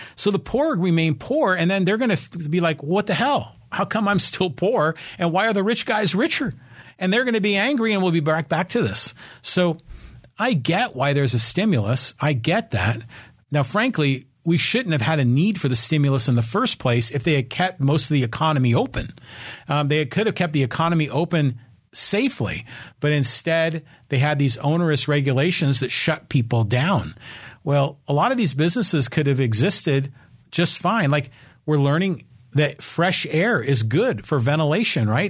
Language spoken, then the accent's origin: English; Poway, California, United States; not just in my hometown of Poway, but in San Diego County, California